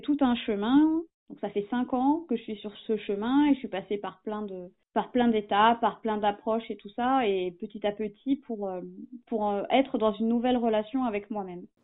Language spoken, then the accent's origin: French; Essonne, Île-de-France, France; moved away as an adult; also born or lived in Amiens / Toulouse / Hérault; j'étais pas originaire d'Amiens, je suis de l'Essonne, le sud de la région parisienne